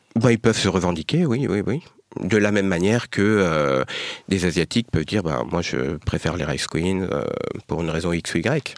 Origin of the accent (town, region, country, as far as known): France; born or raised there